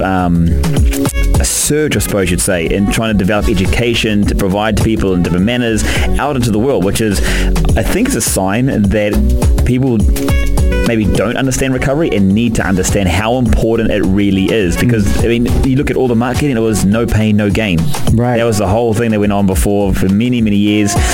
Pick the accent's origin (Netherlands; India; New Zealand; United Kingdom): New Zealand; being a Kiwi